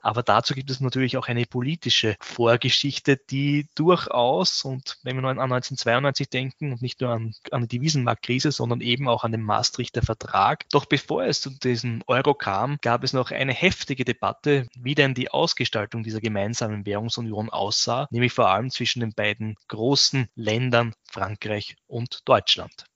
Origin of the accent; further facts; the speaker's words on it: Southern Burgenland, Austria; in meinen Ursprungsort, wo ich herkomme, also im Südburgenland